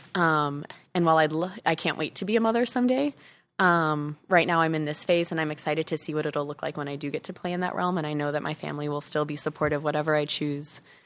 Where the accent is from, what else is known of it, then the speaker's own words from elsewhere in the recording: Chicago, Illinois, United States; moved away as an adult; also born or lived in Arizona; I grew up in Chicago, went to college in Chicago